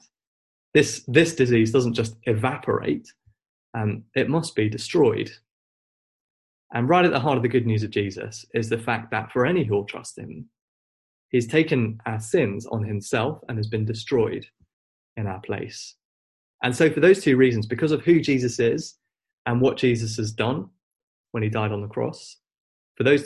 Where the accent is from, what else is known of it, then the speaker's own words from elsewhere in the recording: Wolverhampton, West Midlands, United Kingdom; I grew up in Wolverhampton, where my family